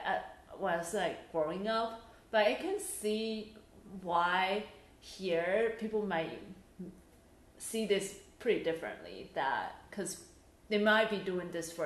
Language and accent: English; Taiwan; now in United States; when I was growing up in Asia